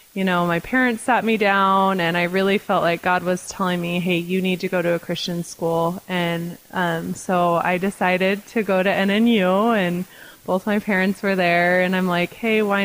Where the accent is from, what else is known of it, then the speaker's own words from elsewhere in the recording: Nampa, Idaho, United States; also born or lived in Ohio; I was born and raised in Yampa. When I was about in fifth grade, we moved to Ohio, lived there for a couple of years, and then moved back to Idaho my freshman year of high school